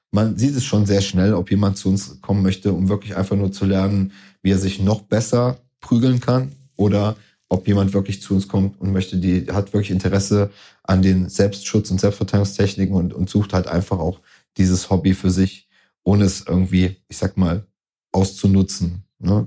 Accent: Koblenz, Rhineland-Palatinate, Germany; also born or lived in Gran Canaria / Tenerife; Das waren so die zwei einzigen Jahre, wo ich nicht in meiner geliebten Stadt Koblenz war. Aber ansonsten muss man sagen, bin ich bis dahin oder seitdem der Stadt immer treu geblieben und habe ja meine Heimat hier behalten

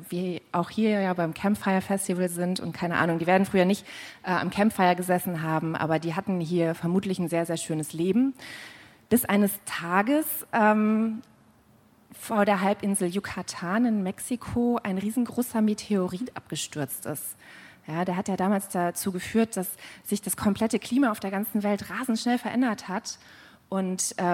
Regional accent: North Rhine-Westphalia, Germany; Das heißt, ich komme hier aus der Gegend. Äh, ich bin in der Nähe von Mönchengladbach groß geworden

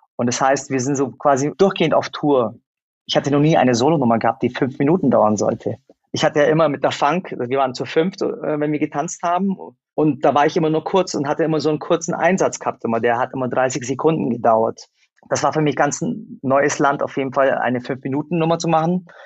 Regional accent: Germany; Ich bin in Deutschland geboren

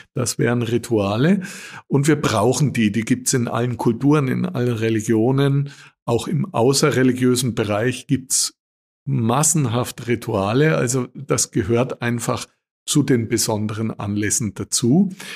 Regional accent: Austria; bei uns in Österreich

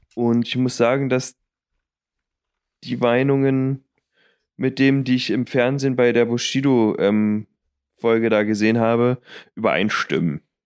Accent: Berlin, Germany; Marienfelde, da wo ich herkomme, ist halt noch ein bisschen weiter ähm, draußen

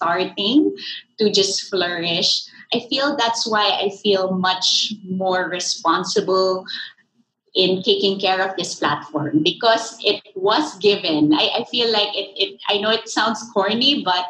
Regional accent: Philippines; I am from the Philippines.

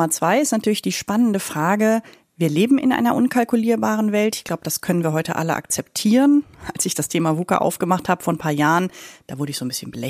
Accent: Germany; als Deutsche ganz besonders.

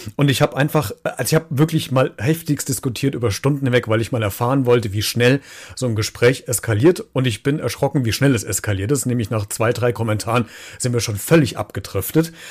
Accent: Germany; bei uns in Deutschland

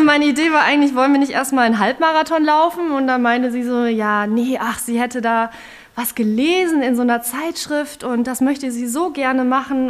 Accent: Osnabrück, Lower Saxony, Germany; ich komme hier aus Osnabrück

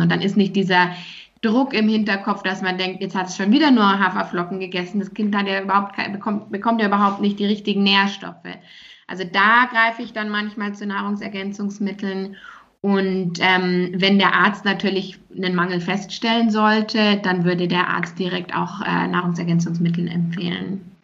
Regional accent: Germany; bei uns in Deutschland

